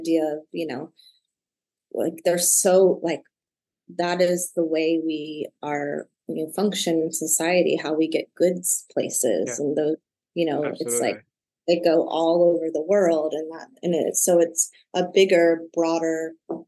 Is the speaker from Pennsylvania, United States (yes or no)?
no; Michigan City, Indiana, United States; moved away; also born or lived in Cincinnati, Ohio; I was born in Michigan City, Indiana, which is an hour outside of Chicago.